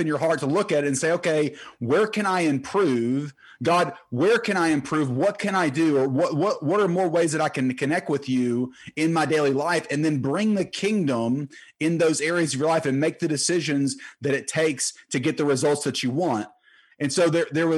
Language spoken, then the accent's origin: English; Terrell, Texas, United States; I grew up in Terrell, Texas